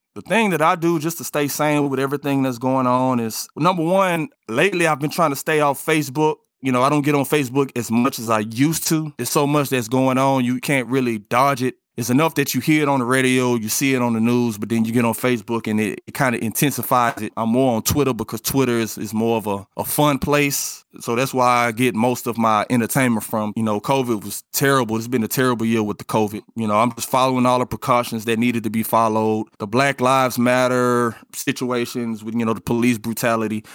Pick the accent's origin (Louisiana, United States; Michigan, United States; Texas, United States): Texas, United States; Port Arthur; moved away as an adult; now in Houston, United States; where I come from, I come from Port Arthur. It's not nothing glamorous out there, and I lived in the projects